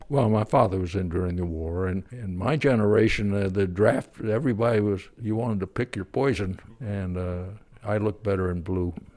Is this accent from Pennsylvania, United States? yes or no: yes; Pennsylvania, United States; also born or lived in Kansas; now in Fairfield, United States; Started out in Kansas when I was just a little kid on the, little Kansas town, and then we moved back to Pennsylvania